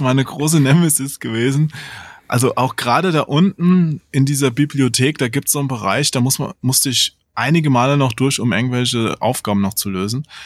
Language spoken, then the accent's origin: German; Germany; Als Deutscher neigt man ja immer zu harten Betonungen